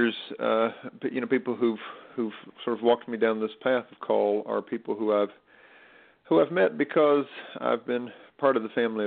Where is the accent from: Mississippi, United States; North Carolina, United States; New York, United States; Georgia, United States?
North Carolina, United States; Stokes County; also born or lived in Philadelphia, Pennsylvania; now in Durham, United States; I was raised in Stokes County, North Carolina